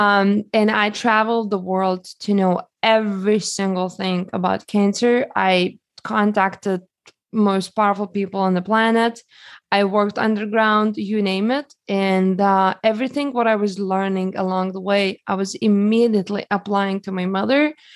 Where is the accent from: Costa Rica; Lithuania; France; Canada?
Lithuania; now in United States; I grew up in Lithuania, and, uh, when I came to United States